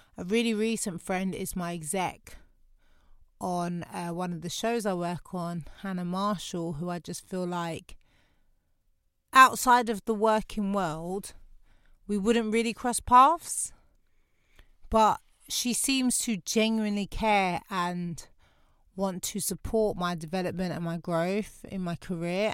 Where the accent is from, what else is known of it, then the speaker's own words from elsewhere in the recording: London, United Kingdom; I'm from Lewisham.